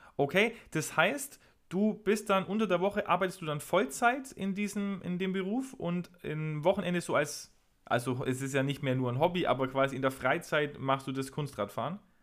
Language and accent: German; a home town near Lauingen, Bavaria, Germany; Lauingen ist, glaube ich, drei, vier Kilometer von meiner Heimatstadt entfernt